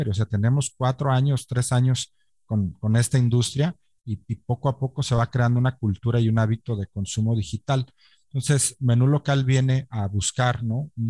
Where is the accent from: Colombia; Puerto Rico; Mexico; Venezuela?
Mexico; Como, tal como mexicanos somos complicados